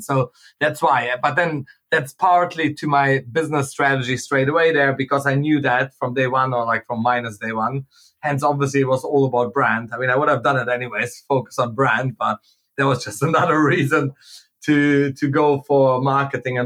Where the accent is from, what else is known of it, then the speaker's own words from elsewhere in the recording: Germany; moved away as an adult; also born or lived in Manchester / Hong Kong; I went to uni in Manchester, Hong Kong, I grew up in Germany before